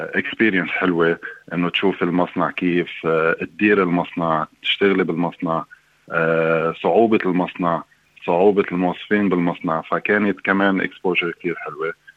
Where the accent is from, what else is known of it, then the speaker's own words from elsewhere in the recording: Lebanon; moved away as an adult; now in Australia; جاي من لبنان